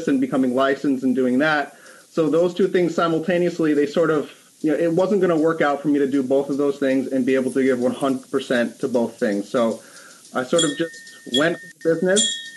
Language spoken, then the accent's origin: English; West Hartford, Connecticut, United States; I was born and raised in West Hartford, Connecticut. I had no idea that I would stay in the place that I was born for my entire life